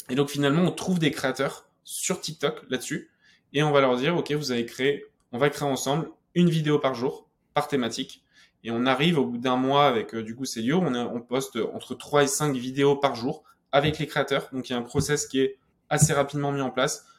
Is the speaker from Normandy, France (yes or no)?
yes; Normandy, France; moi, je venais de Normandie